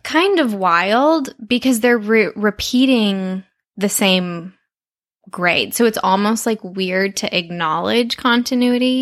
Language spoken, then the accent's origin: English; Texas, United States; now in Los Angeles, United States; I'm from Texas